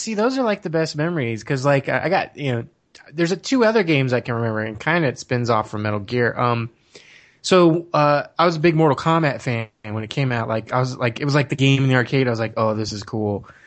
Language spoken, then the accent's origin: English; Arizona, United States; also born or lived in Washington, D.C. / Laurel, Maryland; they moved out shortly after I was born to over here in Arizona, and I've been here ever since